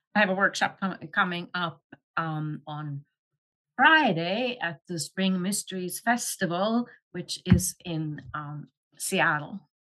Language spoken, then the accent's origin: English; Luleå, Norrbotten County, Sweden; moved away; I grew up in Sweden